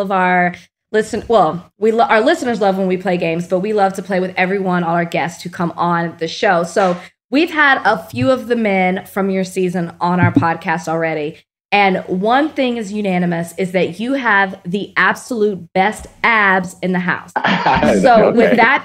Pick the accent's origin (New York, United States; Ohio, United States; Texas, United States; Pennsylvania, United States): Texas, United States; accent: Texas; also born or lived in Midwest; my Texas accent